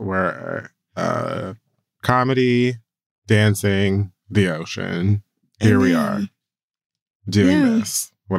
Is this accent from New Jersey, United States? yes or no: no; Miami, Florida, United States; As a Jamaican American who was raised in Miami